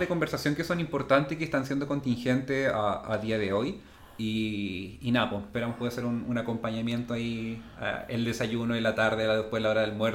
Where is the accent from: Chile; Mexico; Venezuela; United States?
Chile; todos los chilenos seamos considerados como igual